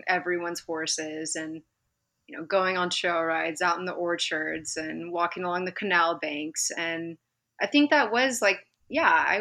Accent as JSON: {"language": "English", "town": "Modesto", "region": "California", "country": "United States", "tie": "born or raised there", "also_born_or_lived": "Napa, California / France", "said": "I grew up in Modesto. And then, most of my upbringing was there. For a couple short years, I lived in Napa with my family, but most of my upbringing's in Modesto."}